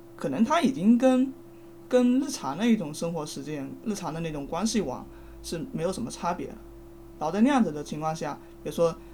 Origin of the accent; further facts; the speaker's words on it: Fujian, China; 我是福建人